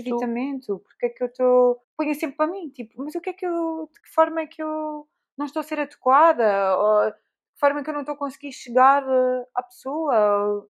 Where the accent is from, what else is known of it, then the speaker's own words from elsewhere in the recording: Alentejo, Portugal; eu cresci no Alentejo